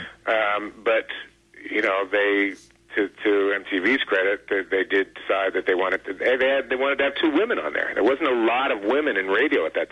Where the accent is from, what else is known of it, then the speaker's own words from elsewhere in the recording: Philadelphia, Pennsylvania, United States; moved away; I grew up in Philly